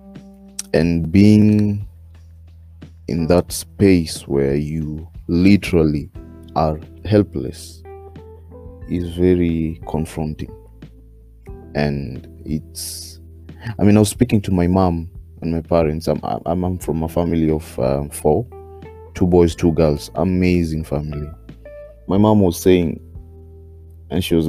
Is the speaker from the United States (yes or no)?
no; Kenya; I'm Kenyan, very much Kenyan